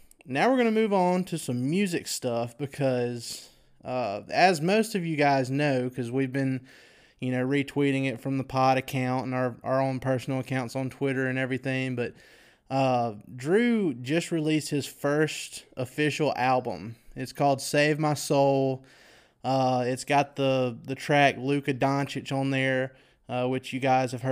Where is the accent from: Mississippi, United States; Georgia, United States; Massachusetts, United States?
Mississippi, United States; I was born and raised here in Mississippi.